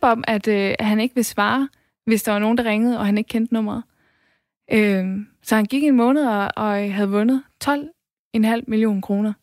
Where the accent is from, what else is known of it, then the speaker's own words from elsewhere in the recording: West Jutland, Central Denmark Region, Denmark; jeg kommer fra Vestjylland